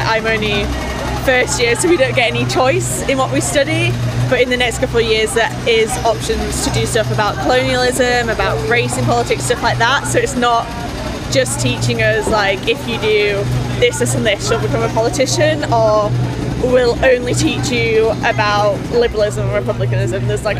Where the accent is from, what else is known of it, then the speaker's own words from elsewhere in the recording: Yorkshire and the Humber, United Kingdom; I think for me, like, I'm from Yorkshire, I'm a woman, yeah